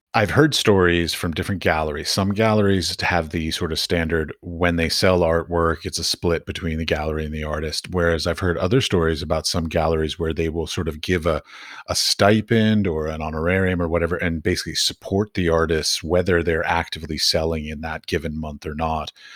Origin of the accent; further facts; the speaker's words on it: United States; I come from America